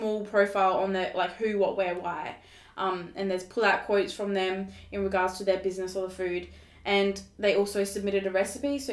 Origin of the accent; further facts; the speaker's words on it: Fleurieu Peninsula, South Australia, Australia; also born or lived in Sri Lanka; they adopted us when we were babies, brought us back to Australia, and we lived on the farm, and we've grown up ever since here